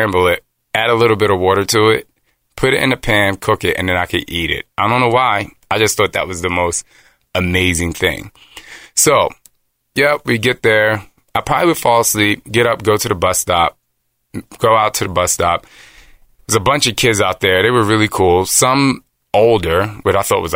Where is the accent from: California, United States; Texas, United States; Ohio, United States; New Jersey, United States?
New Jersey, United States; also born or lived in Philadelphia, Pennsylvania; I grew up in Jersey, not with a lot of money.